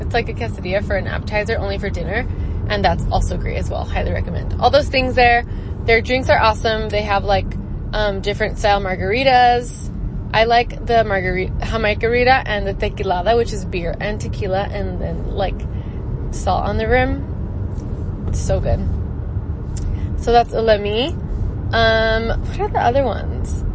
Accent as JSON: {"language": "English", "town": "El Paso", "region": "Texas", "country": "United States", "moved": "yes", "lives_now": "Phoenix, United States", "said": "so I am originally from El Paso, Texas. I live now in Phoenix."}